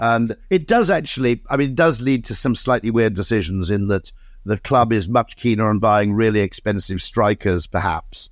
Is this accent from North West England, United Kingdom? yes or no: no; Monmouth, Wales, United Kingdom; I grew up in Monmouth